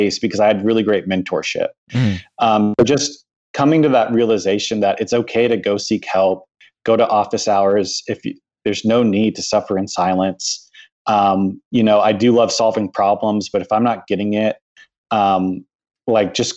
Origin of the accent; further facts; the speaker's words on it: San Antonio, Texas, United States; my hometown in San Antonio